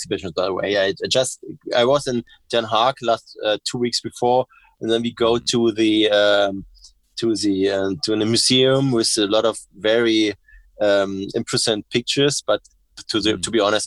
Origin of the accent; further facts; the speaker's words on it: Berlin, Germany; English is a second language; I'm from Berlin